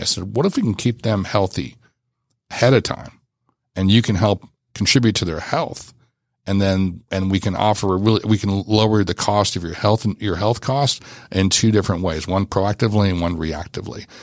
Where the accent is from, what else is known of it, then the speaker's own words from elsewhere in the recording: Los Angeles, California, United States; I grew up in Los Angeles